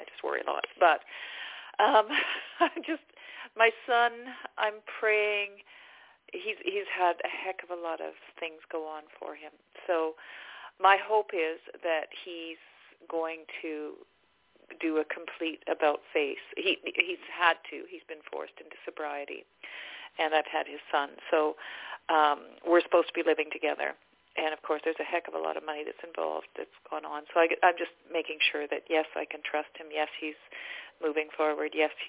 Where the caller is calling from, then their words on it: Abbotsford, British Columbia, Canada; I'm calling from Abbotsford in British Columbia.